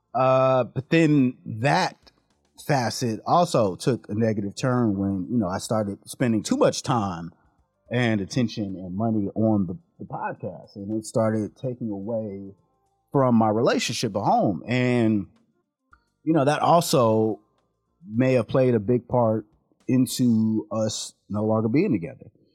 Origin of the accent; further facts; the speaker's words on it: San Diego, California, United States; we grew up in San Diego